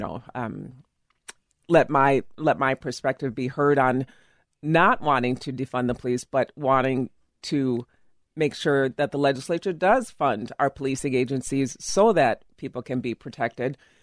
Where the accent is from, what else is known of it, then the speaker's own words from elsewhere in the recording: Illinois, United States; also born or lived in Minnetonka, Minnesota; now in Eden Prairie, United States; I am from Illinois originally